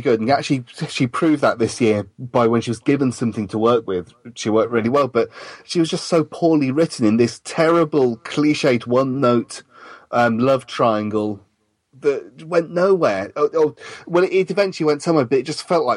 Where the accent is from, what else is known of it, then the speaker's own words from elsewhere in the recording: London, United Kingdom; I'm British and I come from London